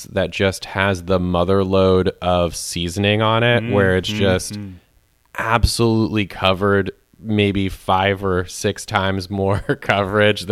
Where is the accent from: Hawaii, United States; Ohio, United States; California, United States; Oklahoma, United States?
California, United States; Central Coast, San Luis Obispo area; moved away; I grew up on the Central Coast, and one thing that is a staple of living in the San Luis Obispo area